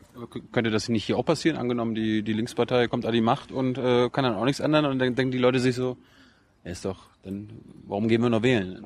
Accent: East Germany, Germany; ich komme ja aus dem Osten

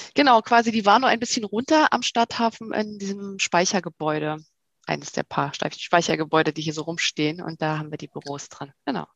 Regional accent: Rostock, Mecklenburg-Vorpommern, Germany; moved away as an adult; also born or lived in Berlin; Also ich komme aus Rostock-Evershagen, Plattenbausiedlung in der Nähe von Rostock-Lichtenhagen

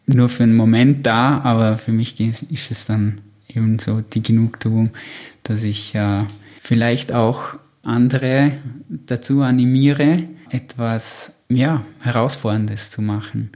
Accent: Au, Vorarlberg, Austria; Ja, also ich bin in Au aufgewachsen. Das ist im ähm, Hinterbringzer Wald.

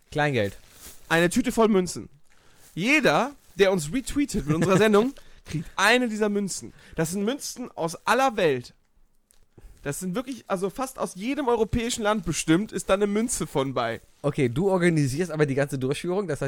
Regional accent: Cologne, North Rhine-Westphalia, Germany; Sobald Karneval ist, hast du als Kölner einfach Lust, feiern zu gehen.

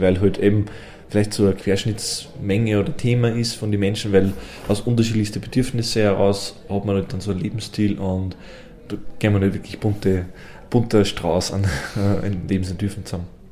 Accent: Innviertel, Upper Austria, Austria; bei uns im Innviertel

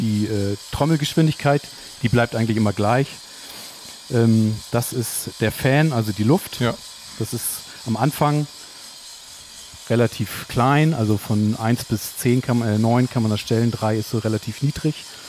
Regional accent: Cuxhaven, Lower Saxony, Germany; now in Hamburg, Germany; Also ich komme aus Cuxhaven tatsächlich.

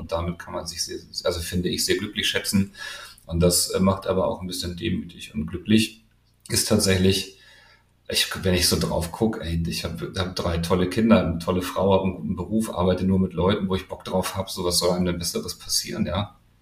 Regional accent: Hamburg, Germany; Ich komme aus Hamburg und wollte gerne nach Hamburg

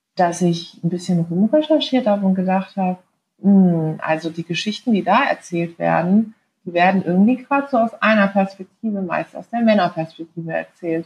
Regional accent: Karlsruhe, Baden-Württemberg, Germany; habe mit 20 Jahren kandidiert in Karlsruhe, in meiner Heimatstadt.

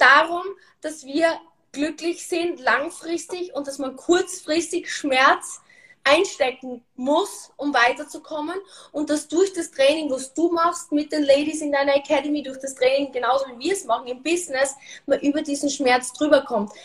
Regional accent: Austria; bei uns in Österreich sagt man Karenz

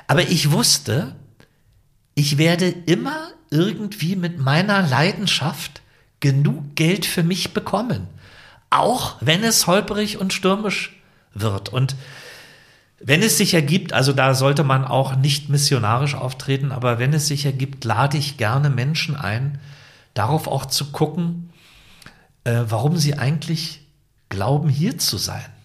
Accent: Potsdam, Brandenburg, Germany; Open Air in Potsdam machen. Ist ja meine Heimatstadt

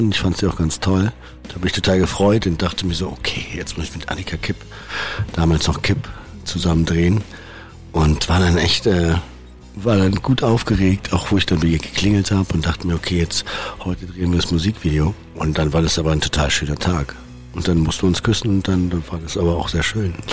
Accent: Berlin, Germany; ich bin halt irgendwie in Berlin aufgewachsen, bin immer da geblieben

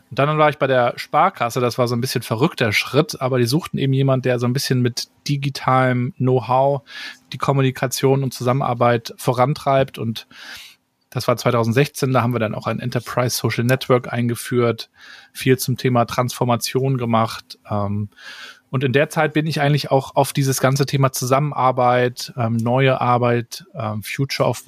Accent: Rostock, Mecklenburg-Vorpommern, Germany; Ich bin also in Rostock-Warnemünde aufgewachsen. Wer schon mal da war, weiß, wir haben einen tollen Strand

